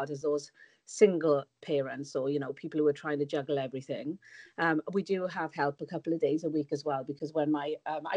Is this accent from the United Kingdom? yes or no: yes; Wales, United Kingdom; moved away; you might be able to tell from my accent, but I'm from Wales, so all my family are in Wales, and I found it really tough to be away from them